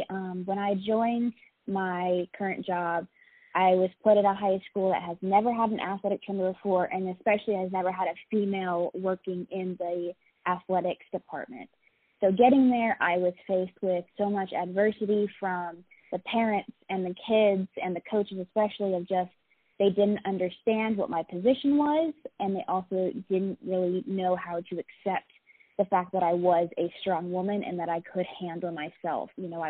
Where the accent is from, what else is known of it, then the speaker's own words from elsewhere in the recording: Alaska, United States; I am originally from Alaska. I was a military child growing up, so I've kind of been all over the place.